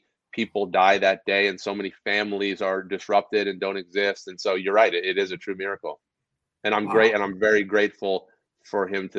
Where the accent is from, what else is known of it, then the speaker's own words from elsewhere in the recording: outside of New York City, United States; also born or lived in Madison Square Garden; I was born outside of New York City